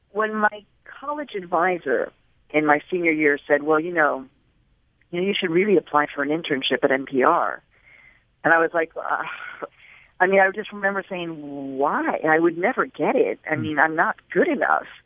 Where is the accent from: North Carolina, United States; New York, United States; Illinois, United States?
Illinois, United States; Chicago; I was growing up in the United States of America in the Midwest during the 1960s and 70s.